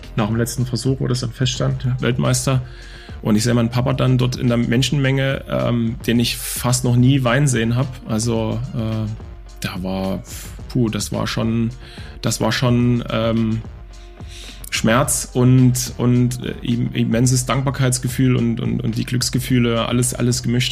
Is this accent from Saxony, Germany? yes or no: yes; Dresden, Saxony, Germany; now in Offenburg, Germany; ich bin in Dresden, in Leubnitz Neustra groß geworden, äh, in einer Plattenbausiedlung